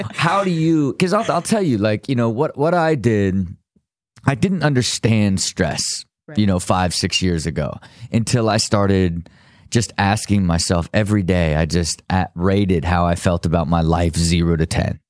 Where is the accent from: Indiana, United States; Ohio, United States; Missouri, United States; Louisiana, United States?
Ohio, United States; I was from Ohio still